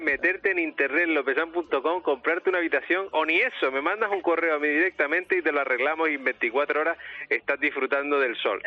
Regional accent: Canary Islands, Spain; como canarios

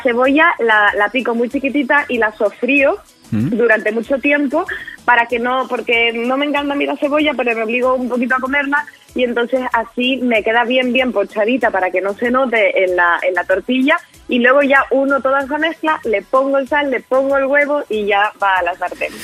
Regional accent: San Cristóbal de La Laguna, Canary Islands, Spain; en mi tierra, la laguna, eh, donde yo soy

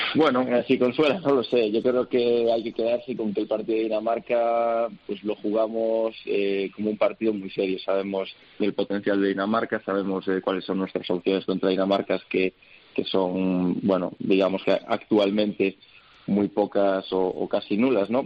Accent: Spain; Al final tengo doble nacionalidad, me siento americano, me siento español también

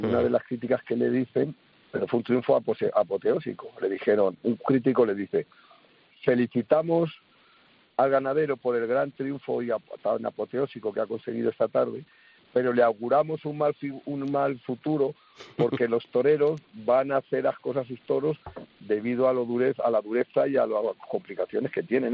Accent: Spain; somos los españoles

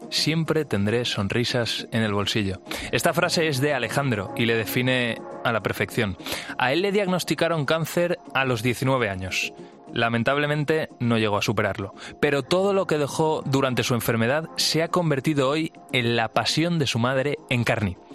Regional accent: Valencia, Valencian Community, Spain; Soy de Valencia.

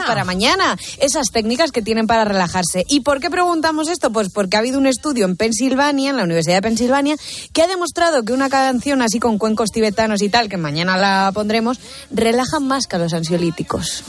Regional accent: Valencia, Valencian Community, Spain; Soy valenciana desde que nací

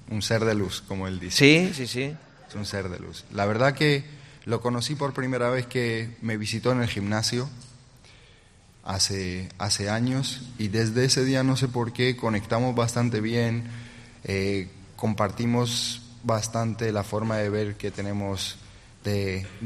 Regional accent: Gijón, Asturias, Spain; Yo en Gijón. ¿Sabes dónde está Gijón? Arriba, en el norte.

